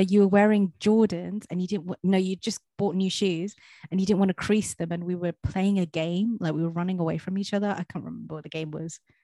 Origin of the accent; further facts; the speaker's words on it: London, United Kingdom; moved away as an adult; I am from Southeast London